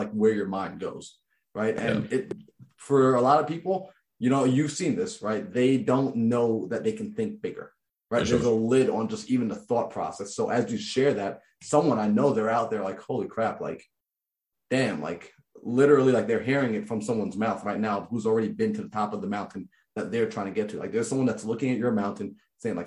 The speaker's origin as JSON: {"language": "English", "region": "New York", "country": "United States", "said": "I'm from New York"}